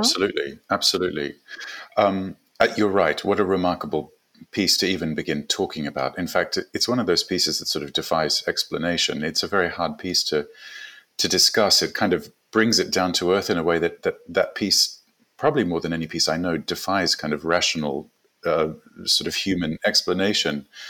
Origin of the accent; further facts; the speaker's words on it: South Africa; also born or lived in Gold Coast, Australia / New York, United States; now in London, United Kingdom; I was born in South Africa